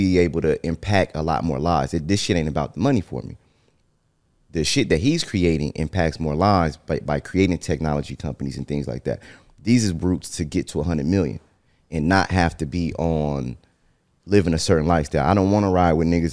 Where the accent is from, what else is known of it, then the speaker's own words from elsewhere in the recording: Northern California, United States; I'm from Northern California